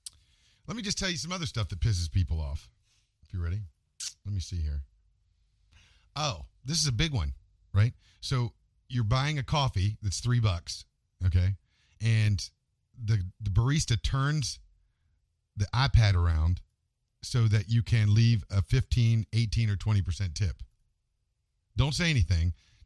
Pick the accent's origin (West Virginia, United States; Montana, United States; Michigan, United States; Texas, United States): West Virginia, United States; I'm from West Virginia.